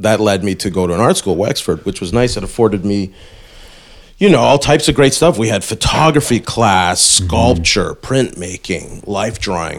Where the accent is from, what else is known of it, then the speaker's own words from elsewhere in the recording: Toronto, Ontario, Canada; I'm from the Burbs. Like I grew up in Scarborough.